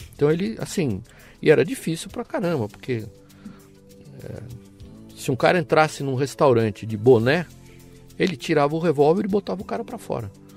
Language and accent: Portuguese; São Paulo, Brazil; also born or lived in Paraty; Eu nasci em São Paulo, é. morei muitos anos em, em Paraty, hoje tenho meus negócios lá